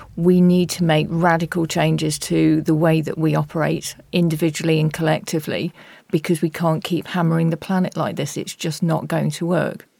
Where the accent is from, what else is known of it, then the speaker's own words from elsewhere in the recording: Nottingham, East Midlands, United Kingdom; Nottingham, my hometown